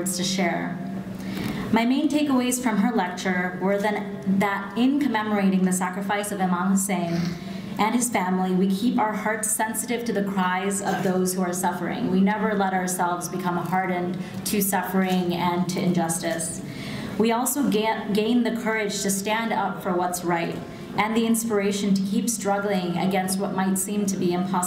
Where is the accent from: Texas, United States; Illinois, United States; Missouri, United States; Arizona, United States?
Illinois, United States; Chicago; moved away; growing up in Chicago as part of a Shia Muslim community and family